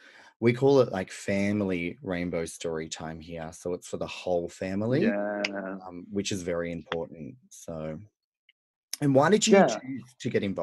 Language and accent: English; Central West, near Dubbo, New South Wales, Australia; I grew up in Central West, New South Wales in Australia. So like very country, near Dubbo.